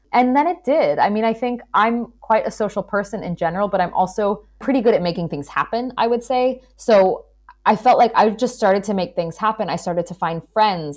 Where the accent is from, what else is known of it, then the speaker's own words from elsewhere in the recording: United States; moved away as an adult; also born or lived in New York / Portugal; now in Hamburg, Germany; as an American